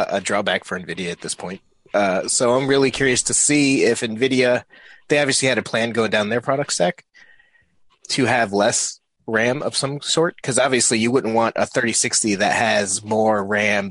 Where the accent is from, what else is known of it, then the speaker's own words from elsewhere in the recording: New England, United States; I'm from New England